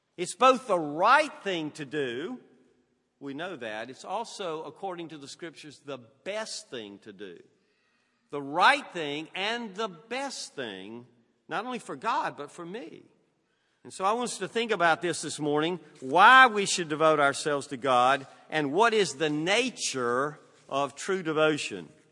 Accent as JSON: {"language": "English", "region": "Southern United States", "country": "United States", "accent": "Southern", "said": "Southern's my native tongue"}